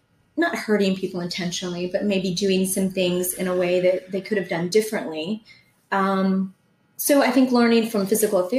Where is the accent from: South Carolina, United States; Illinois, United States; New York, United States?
South Carolina, United States; Charleston; I grew up on James Island